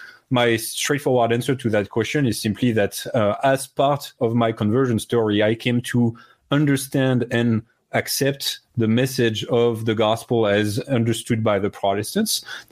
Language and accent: English; France; moved away; I was initially in the Catholic Church in France, and then became an atheist for many years. And then I had a pretty radical conversion experience when I was a young adult. I did come to become a Protestant Christian at that time.